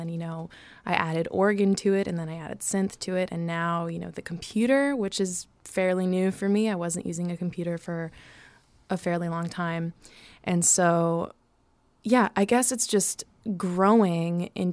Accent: Chicago, Illinois, United States; moved away as an adult; also born or lived in New York; I'm from here and I've been here for a long time

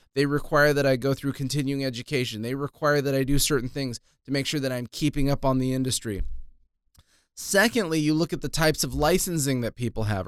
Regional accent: Ventura, California, United States; moved away as an adult; also born or lived in Palm Desert, California; I grew up in Ventura, I moved away when I joined the Army.

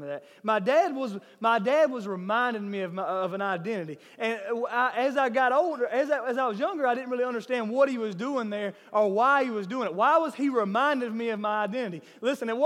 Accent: Millen, Georgia, United States; I am from Millen

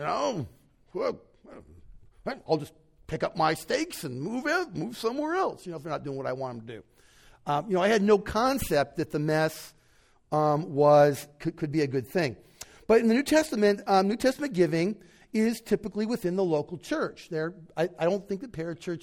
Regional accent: United States; an American born and bred, raised

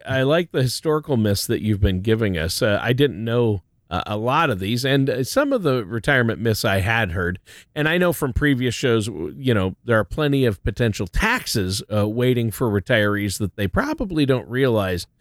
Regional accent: Minnesota, United States; I'm from Minnesota

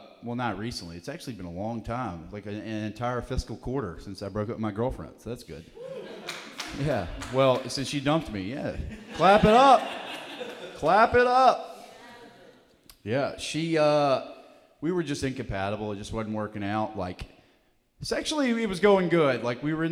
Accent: Alabama, United States; I'm from Alabama

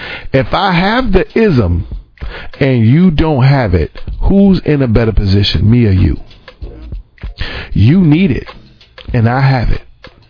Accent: New York City, New York, United States; And I'm from, like, I'm really born and raised in New York City. I know I don't really sound like it. And by the way, I'm very proud of that, because New York is real

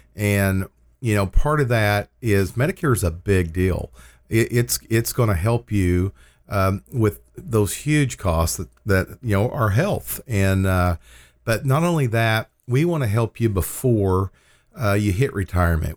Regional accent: Lindsay, Oklahoma, United States; We were both born and raised in Lindsay, Oklahoma.

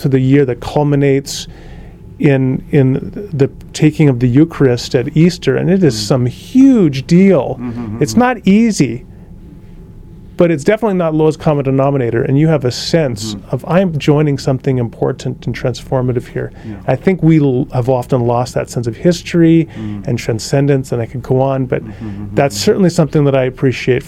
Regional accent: Kelowna, British Columbia, Canada; that church that I grew up in Kelowna, BC

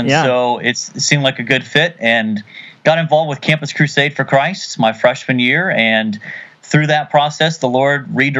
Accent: Ohio, United States; I grew up in Ohio.

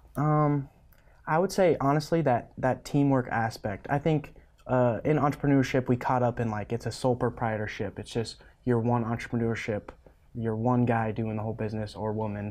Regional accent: Stapleton, Nebraska, United States; so I grew up in Stapleton, Nebraska, right above North Platte on the interstate, thirty miles. So I grew up on our family ranch there

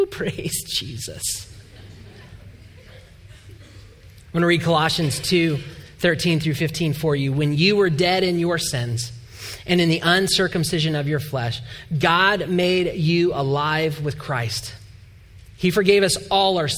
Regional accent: Atlanta, Georgia, United States; moved away as an adult; now in Indiana, United States; we are from Atlanta, Georgia

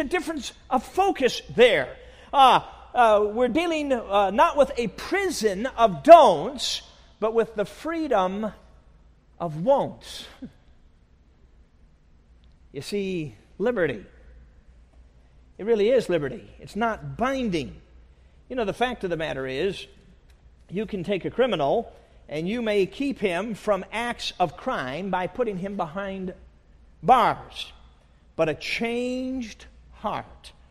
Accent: Chicago, Illinois, United States; I grew up in Chicago

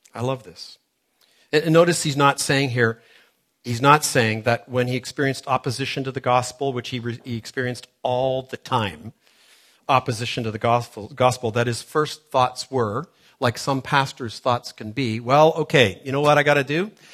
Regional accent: Toronto, Ontario, Canada; moved away; growing up in Toronto, which is where I grew up many years ago

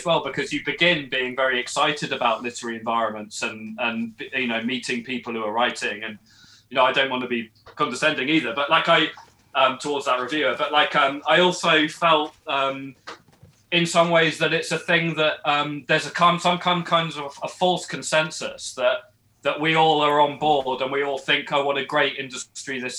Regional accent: England, United Kingdom; now in Edinburgh, United Kingdom; I'm actually English, not Scottish

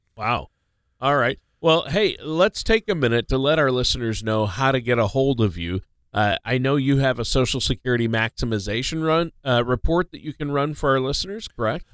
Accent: Minnesota, United States; moved away; Minnesota, my home state

